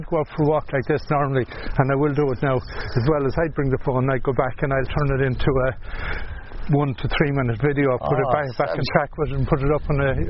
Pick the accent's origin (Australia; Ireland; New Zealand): Ireland; Ballinasloe, Connacht; I'm from Bandersloe.